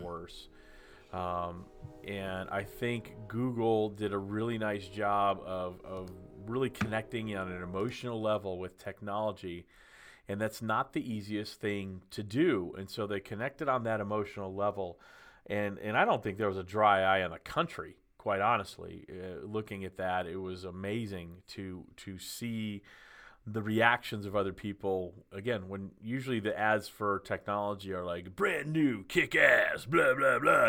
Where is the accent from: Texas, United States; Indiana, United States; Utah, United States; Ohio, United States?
Texas, United States; Dallas; I grew up in Dallas